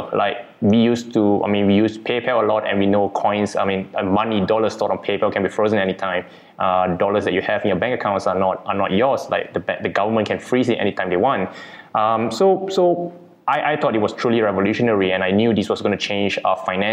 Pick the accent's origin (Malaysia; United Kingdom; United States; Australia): Malaysia; Kuala Lumpur, Federal Territory of Kuala Lumpur; Born and bred in Kuala Lumpur, Malaysia